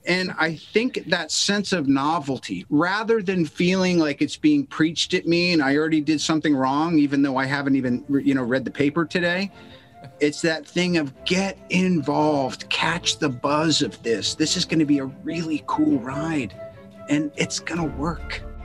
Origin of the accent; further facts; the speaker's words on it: United States; As an American